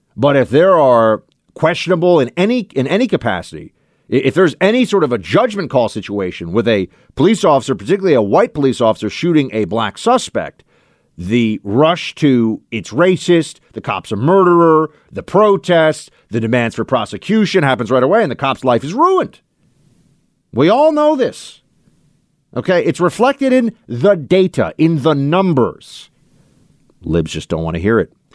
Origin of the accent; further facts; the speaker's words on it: United States; as an American